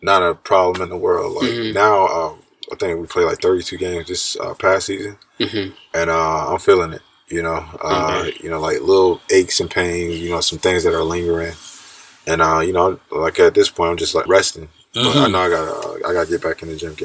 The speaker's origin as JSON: {"language": "English", "town": "Stone Mountain", "region": "Georgia", "country": "United States", "tie": "born or raised there", "also_born_or_lived": "Jacksonville, North Carolina / Sarasota, Florida", "moved": "as an adult", "lives_now": "Japan"}